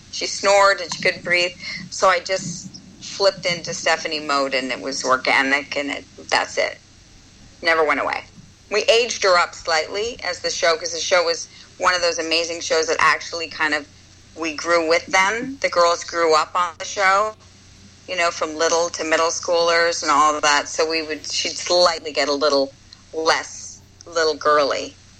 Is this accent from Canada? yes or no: yes; Canada; because I was from Second City, so in Canada